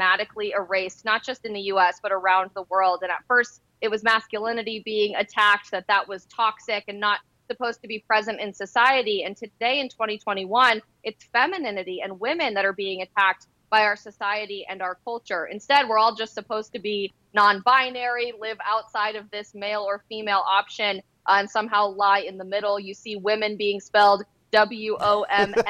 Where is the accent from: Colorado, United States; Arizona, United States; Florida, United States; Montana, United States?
Colorado, United States; I'm actually from Colorado